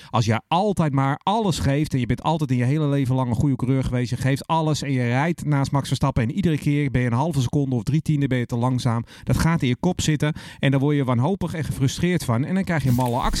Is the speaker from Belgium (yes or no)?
no; Netherlands; we met z'n allen als Nederlander